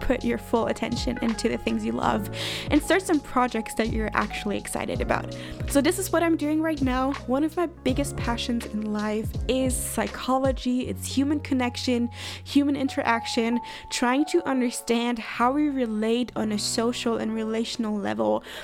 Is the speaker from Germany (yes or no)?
yes; Germany; moved away as an adult; also born or lived in Redding, California, United States; moved back to my hometown, a small town in Germany